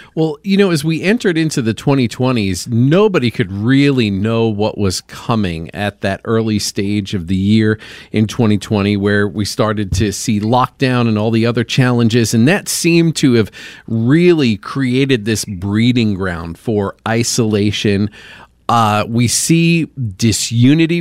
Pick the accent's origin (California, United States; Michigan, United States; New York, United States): New York, United States; Long Island; now in Indianapolis, United States; Long Island over here.